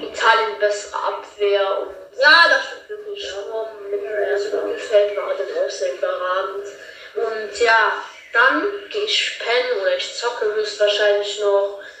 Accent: Rhineland-Palatinate, Germany; ich komme aus Rheinland-Pfalz, das ist in Österreich

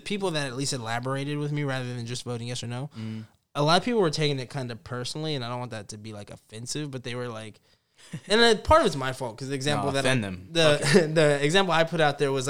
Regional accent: Spearfish, South Dakota, United States; Spearfish. I'm from Spearfish. That's what I would tell everybody.

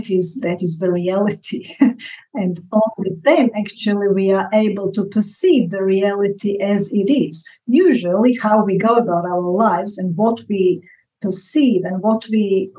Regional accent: Zagreb, City of Zagreb, Croatia; moved away as an adult; also born or lived in Australia; I was born in 1960 in Zagreb

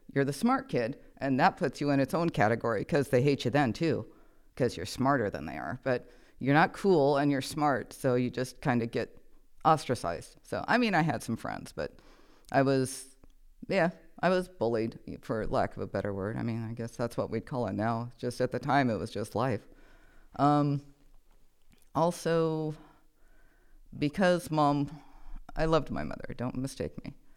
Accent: Nebraska, United States; I am originally from Nebraska. I was born in a hospital, but I was raised in a barn.

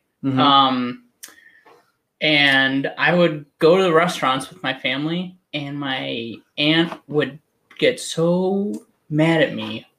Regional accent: Lake Forest, Illinois, United States; also born or lived in Providence; now in Chicago, United States; So I'm from Lake Forest, which is like a, I don't know, like 30 minutes north car drive.

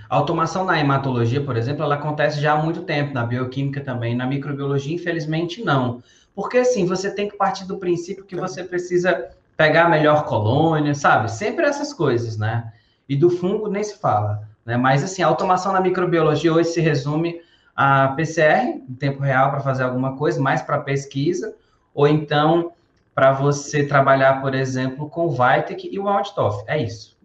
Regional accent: Brasília, Federal District, Brazil; moved away as an adult; also born or lived in Ceará; now in Roraima, Brazil; Quando era moleque, eu morava em Ceilândia.

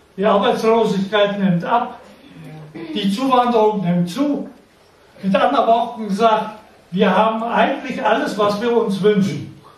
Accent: near Hann. Münden, Lower Saxony, Germany; Ich wurde geboren in der Nähe von Hannoverischmünden in einem Dorf. Zwischen Wiershausen und Rüppelshausen. Das nennt sich das Ilztal. In diesem Tal, von Bergen umgeben und Wäldern, habe ich meine Jugendzeit verbracht

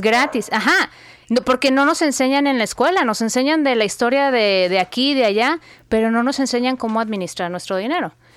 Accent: Guadalajara, Jalisco, Mexico; moved away as an adult; also born or lived in Phoenix / Dallas; now in United States; Yo nací y crecí en México, eh, soy de Guadalajara, mis papás todavía viven ahí

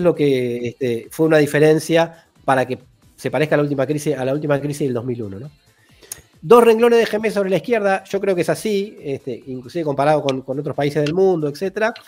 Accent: Argentina

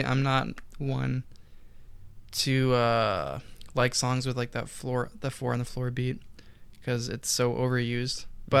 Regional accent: Alaska, United States; Raised in Alaska.

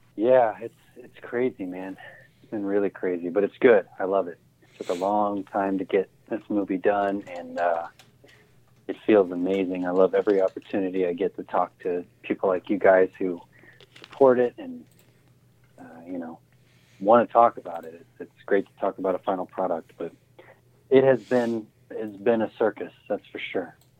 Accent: Ohio, United States; the area I grew up in Ohio

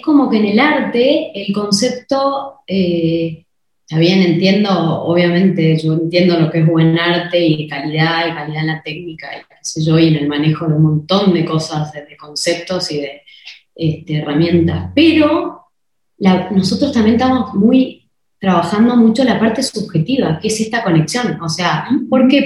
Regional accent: Argentina; moved away as an adult; now in Mexico; somos argentinas

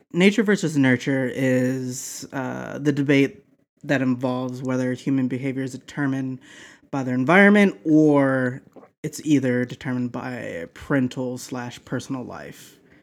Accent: the South, United States; moved away; where I grew up that live in the South

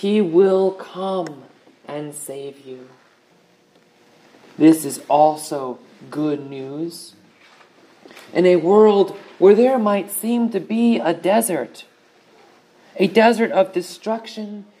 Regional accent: hometown 25 miles from Newtown, Connecticut, United States; Newtown, Connecticut, 25 miles from my hometown

